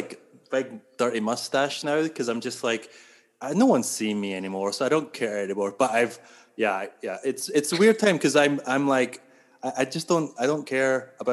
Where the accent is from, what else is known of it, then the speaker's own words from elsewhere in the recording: Scotland, United Kingdom; accent: Scottish; now in Toronto, Canada; I'm from Scotland